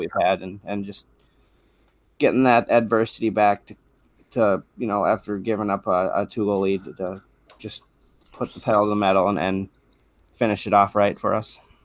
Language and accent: English; Duluth, Minnesota, United States; I grew up in Duluth